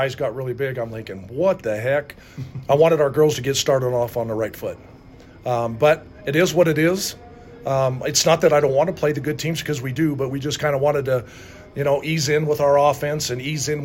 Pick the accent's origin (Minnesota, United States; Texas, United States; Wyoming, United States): Wyoming, United States; Rock Springs; also born or lived in Utah / Hawaii; now in Riverton, United States; Being from Rock Springs, my family is quite a basketball family.